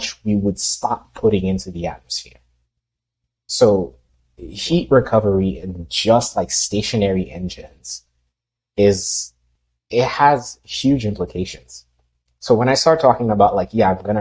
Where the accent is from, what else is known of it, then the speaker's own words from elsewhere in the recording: Haiti; moved away; I grew up in Haiti